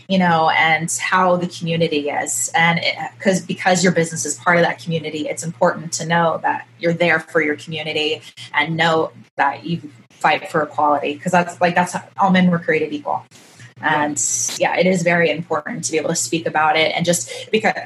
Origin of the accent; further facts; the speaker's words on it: Kansas City, Midwest, United States; now in Southern California, United States; I grew up in the Midwest, there wasn't a ton of mixed people